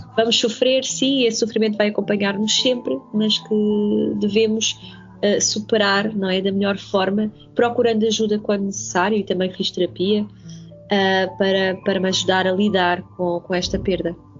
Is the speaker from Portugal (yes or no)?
yes; Setúbal, Portugal; as próprias expressões muito características de Setúbal eu desconhecia. E, e então no, no, quinto ano tive de, de reaprender